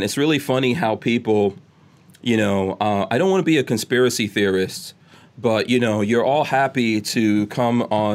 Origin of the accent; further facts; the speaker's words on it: New York, United States; now in Gainesville, United States; I grew up in New York